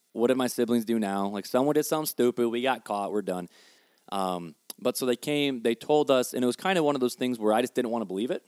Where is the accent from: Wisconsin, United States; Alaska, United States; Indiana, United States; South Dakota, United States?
Indiana, United States; Hammond; also born or lived in Highland, Indiana; I was born and bred on the streets of Hammond. Hammond, Indiana